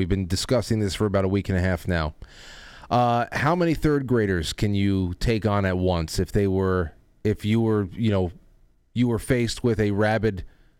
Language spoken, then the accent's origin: English; Westchester, New York, United States; And I'm from Westchester.